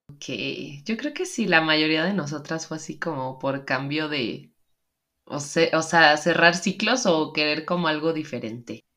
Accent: Mexico; also born or lived in Seattle; nosotras que somos mexicanas

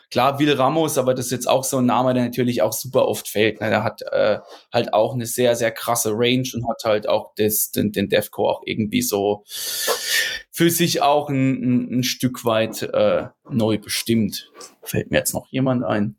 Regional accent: Rhineland-Palatinate, Germany; ich bin ja Pfälzer, Pfälzer, ne, eigentlich. Also kann, komme jetzt nicht wie die anderen hier bei uns mehr so aus der Münchner Ecke, beziehungsweise aus, aus Bayern halt, sondern ich komme aus der Pfalz

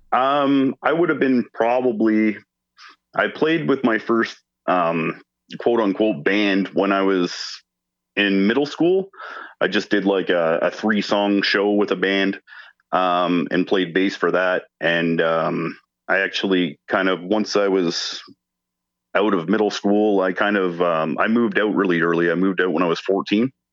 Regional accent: Hamilton, Ontario, Canada; I'm from Hamilton, Ontario

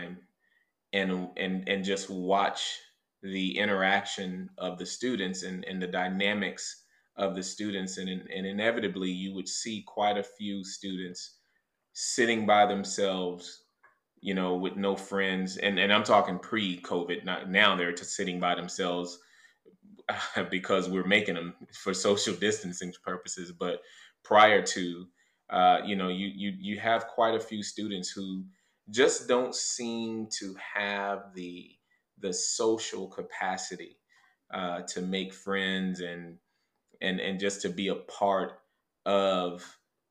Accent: Fort Pierce, Florida, United States; moved away as an adult; now in San Antonio, United States; I was born and raised in Fort Pierce, Florida, a little small town in South Florida

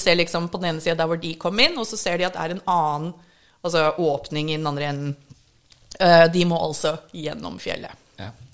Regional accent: Minnesota, United States; first language English; Norwegian is a second language; now in Norway; Jeg har vokst opp i Minnesota

